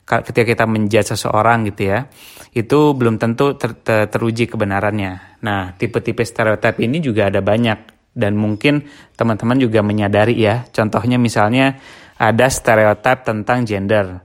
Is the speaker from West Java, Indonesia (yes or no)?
yes; West Java, Indonesia; karena uh, eh, gue sendiri juga orang Sunda gitu kan